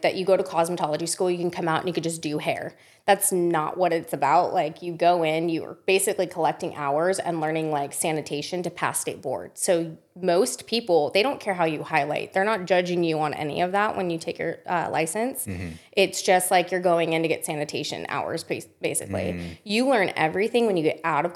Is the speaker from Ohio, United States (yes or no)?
no; Las Vegas, Nevada, United States; moved away as an adult; now in Austin, United States; And Vegas, I grew up